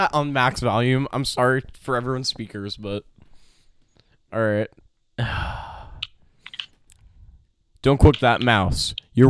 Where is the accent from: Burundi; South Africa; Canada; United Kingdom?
United Kingdom; Yeah, I just bet Allie at GameStop because we're both British.